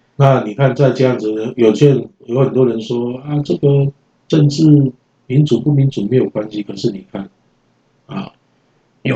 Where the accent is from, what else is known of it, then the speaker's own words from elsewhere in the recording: Taiwan; 我们台湾人